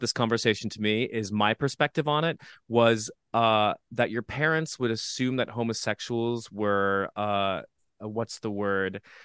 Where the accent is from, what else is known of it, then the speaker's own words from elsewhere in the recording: Midwest, United States; now in New York City, United States; growing up in the Midwest, we have a lot of adversity